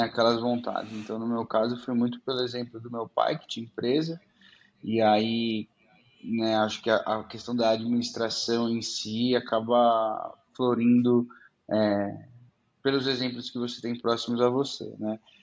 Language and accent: Portuguese; Araraquara, São Paulo, Brazil; moved away as an adult; also born or lived in Idaho; now in São Paulo, Brazil; eu sou do interior de São Paulo, né? Nasci em Araraquara.